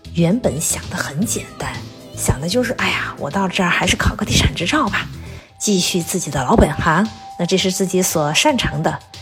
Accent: Chengdu, Sichuan, China; moved away as an adult; now in Dallas, United States; 我是一个在天府之国土生土长的成都妹子，活了半辈子，读书工作都没离开过舒适安逸的成都

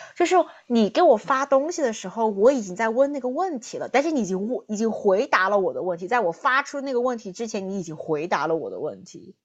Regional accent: southern China, China; accent: southern; moved away as an adult; now in United States; 大家听我的口音呢，就听得出来我是南方人

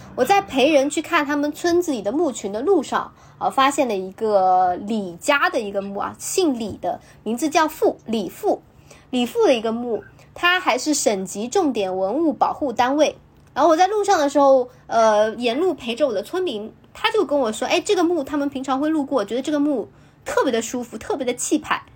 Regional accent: China; 我们内地这边

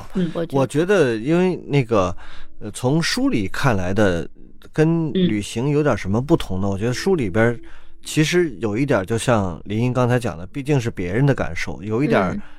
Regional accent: Ningbo, Zhejiang, China; 我们宁波人是一个，就这个城市非常有特点，它是一个比较顾家的城市

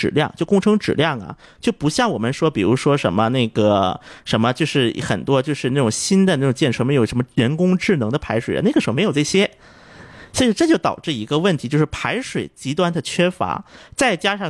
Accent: South Korea; Chinese is a second language; 那么我韩国人一般说江南的时候，他会指的是狭义的江南

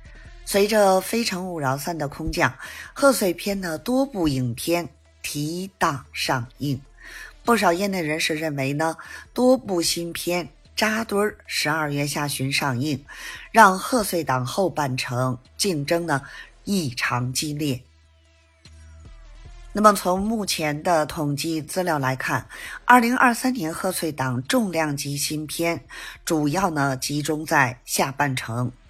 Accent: Beijing, China; ，咱们电影院见

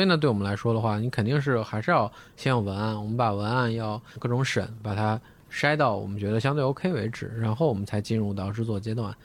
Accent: Shandong, China; 咱们山东人就一直走在版

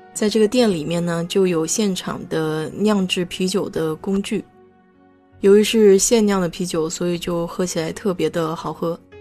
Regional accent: China; now in Texas, United States; 我们中国人

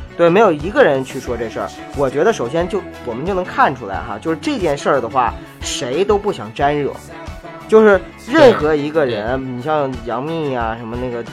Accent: Northeast China, China; now in Beijing, China; 我东北人嘛

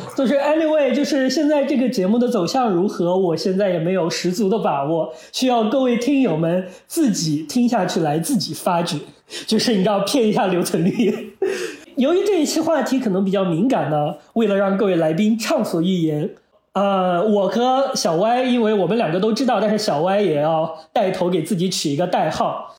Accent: Henan, China; 我们河南那边就是没有，我就是小时候没有过这个课

